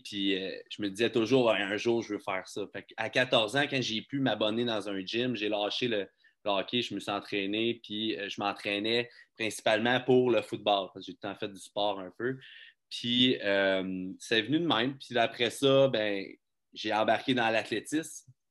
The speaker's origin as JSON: {"language": "French", "town": "Magog", "region": "Quebec", "country": "Canada", "tie": "born or raised there", "lives_now": "Quebec City, Canada", "said": "je suis natif de Magog. J'ai travaillé à Magog euh, jusqu'à 22 ans environ"}